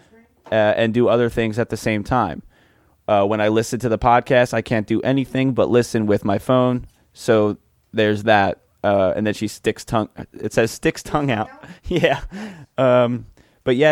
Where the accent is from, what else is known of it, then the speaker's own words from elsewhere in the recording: Philadelphia, Pennsylvania, United States; in my house growing up in Philly because the house was old